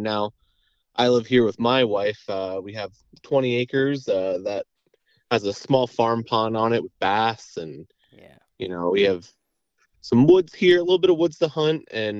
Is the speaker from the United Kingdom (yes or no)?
no; Point Phillips, Pennsylvania, United States; I grew up in Pennsylvania my whole life. I live in Northampton County in the small town of the small village of Point Phillips.